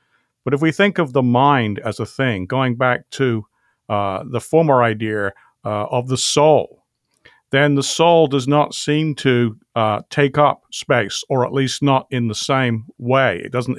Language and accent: English; England, United Kingdom; accent: British; I grew up in England. My father's parents were both from Normandy, France, however, so that's where the French surname comes from.